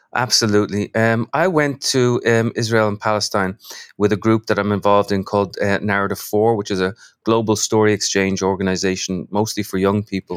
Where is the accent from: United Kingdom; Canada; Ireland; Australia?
Ireland; Dublin, Leinster; now in New York, United States; I'm from Dublin. I live in New York.